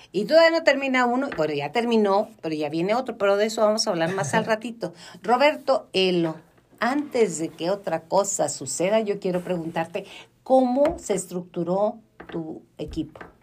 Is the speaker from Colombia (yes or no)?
no; Mexico; la cultura mexicana